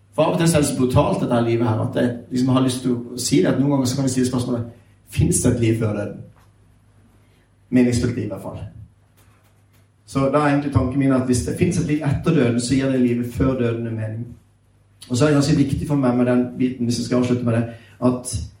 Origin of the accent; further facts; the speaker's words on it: Sørlandet, Southern Norway, Norway; jeg er sørlending, så jeg prater litt seinere